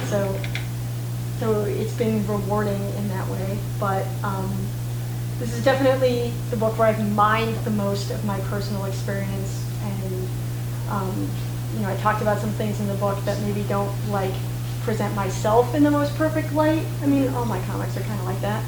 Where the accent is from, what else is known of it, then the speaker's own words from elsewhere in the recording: Santa Fe, New Mexico, United States; moved away as an adult; also born or lived in Boston; growing up in Santa Fe